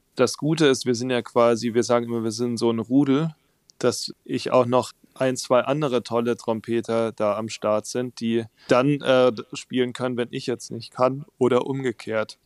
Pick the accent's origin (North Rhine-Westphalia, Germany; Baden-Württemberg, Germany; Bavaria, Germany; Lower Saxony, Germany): Baden-Württemberg, Germany; Waldenbuch; also born or lived in Tübingen / Husum; now in Hamburg, Germany; Von daher bin ich letztlich in Süddeutschland aufgewachsen, in diesem kleinen Ort Weidenbuch, wo auch die Rittersportschokolade herkommt